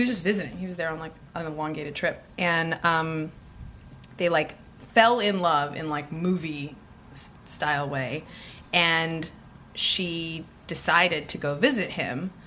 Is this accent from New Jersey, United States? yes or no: no; Bay Area, California, United States; We're from the Bay Area.